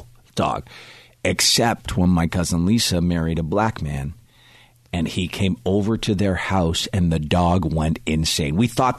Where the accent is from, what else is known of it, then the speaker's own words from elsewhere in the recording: Ireland; moved away; as an Irish guy